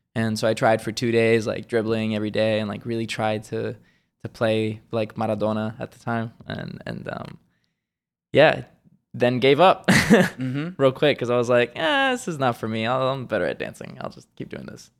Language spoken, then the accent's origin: English; Switzerland; moved away; originally, I'm from Switzerland, born and raised